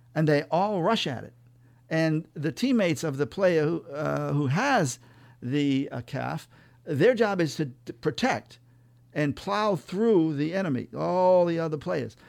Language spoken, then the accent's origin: English; Millville, Massachusetts, United States; also born or lived in Woonsocket, Rhode Island / Worcester, Massachusetts / Boston; I was born in Woonsocket, Rhode Island, and I grew up in a little town called Millville, Massachusetts, near the Rhode Island line between Worcester and Providence